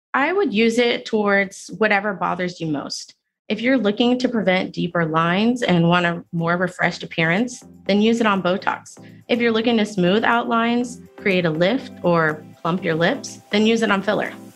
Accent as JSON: {"language": "English", "town": "Houston", "region": "Texas", "country": "United States", "tie": "born or raised there", "also_born_or_lived": "Singapore / London", "moved": "as an adult", "said": "I grew up in Houston, in Cyprus"}